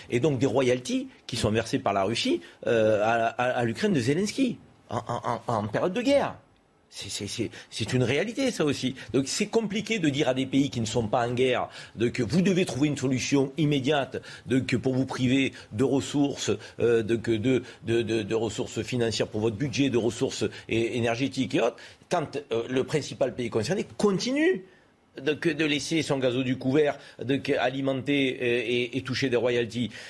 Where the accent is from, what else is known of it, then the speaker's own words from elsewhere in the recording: France; nous, en tant que Français